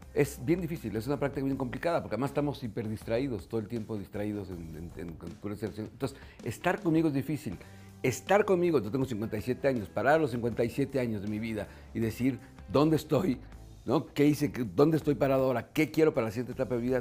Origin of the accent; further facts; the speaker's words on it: Mexico; como mexicanos